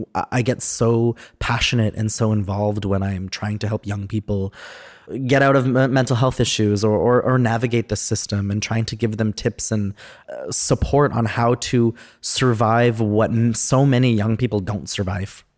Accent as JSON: {"language": "English", "town": "Edmonton", "region": "Alberta", "country": "Canada", "tie": "born or raised there", "also_born_or_lived": "Sherwood Park / Enoch Cree Nation / Alexis Nakota Sioux Nation / Paul First Nation", "said": "I grew up in Edmonton and then just, like, a little bit in Sherwood Park"}